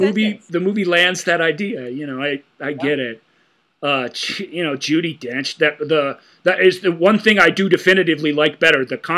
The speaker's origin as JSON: {"language": "English", "country": "Canada", "said": "As a Canadian, English people can move to Canada and just say, I'm Canadian now."}